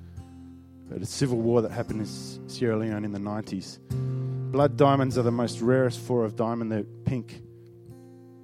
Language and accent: English; Northern Territory, Australia; I grew up in the Northern Territory